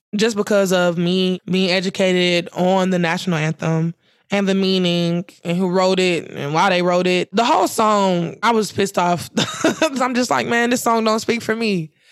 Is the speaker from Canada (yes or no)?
no; Ferguson, Missouri, United States; Ferguson, my hometown, my streets